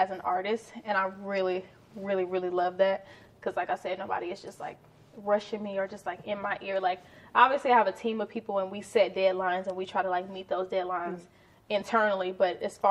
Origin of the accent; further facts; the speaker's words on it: Houston, Texas, United States; I'm from Houston, Texas. Specifically, I'm from Ridgemont